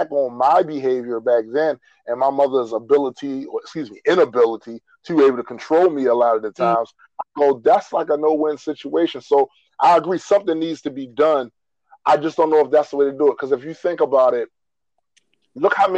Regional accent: Baltimore, Maryland, United States; I was raised in Emerson Village, west side of Baltimore, trash central

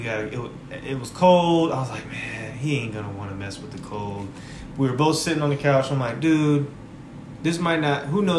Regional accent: Kansas City, Missouri, United States; The Chiefs won the Super Bowl, my hometown team.

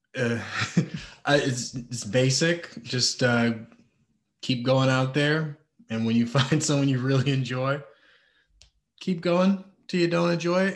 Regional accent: Detroit, Michigan, United States; moved away; also born or lived in Thailand; I'm from Michigan, Detroit, Michigan. Uh, lived a lot of places.

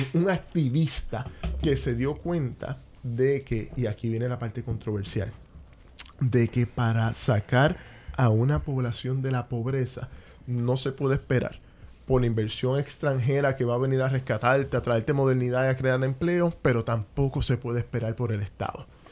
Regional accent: Caguas, Puerto Rico; yo soy de Cagua. Yo soy ah, cagüeño. Tengo el privilegio de ser cagüeño, no por, nacimiento

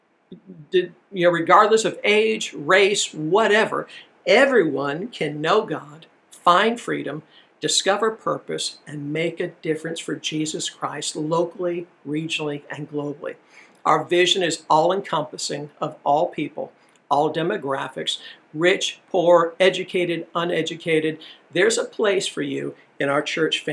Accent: Illinois, United States; moved away as an adult; also born or lived in Decatur, Georgia; Jenny and I, we grew up in Illinois, pretty white place

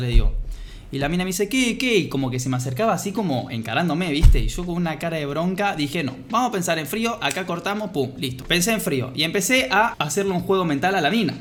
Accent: Argentina; yo soy de Argentina

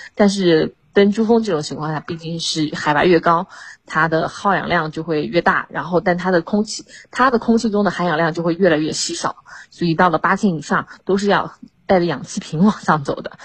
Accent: China; 作为中国人，然后作为校友

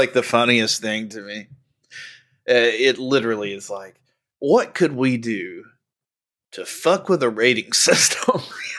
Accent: United States; Well, we're American.

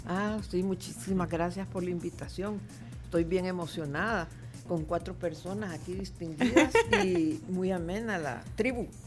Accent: El Salvador; yo soy nacida en, aquí en El Salvador en 1944

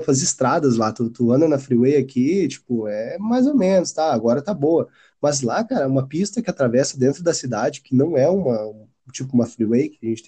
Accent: Porto Alegre, Rio Grande do Sul, Brazil; also born or lived in South Korea; sou de Porto Alegre aqui, assim, como o pessoal gaúcho mas até então eu nunca tinha saído nem do, do Rio Grande do Sul, assim, eu cheguei a Torres ali, Xangri-Lá

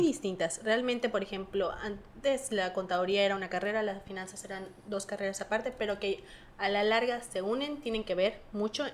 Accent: Mexico; nos falta a nosotros como mexicanos

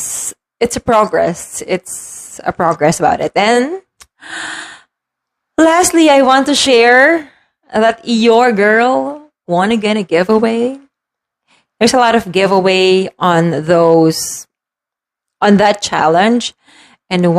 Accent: Philippines; As a Filipino, siesta, as we want to call it, in the afternoon is normal

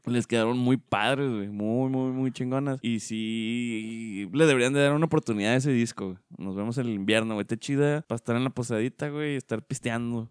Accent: Mexico

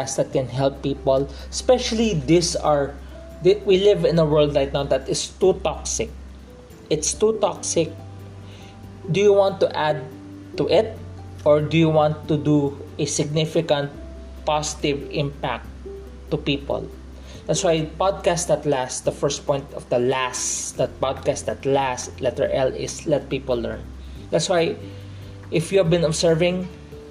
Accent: Philippines; I'm from the Philippines, I'm a Filipino

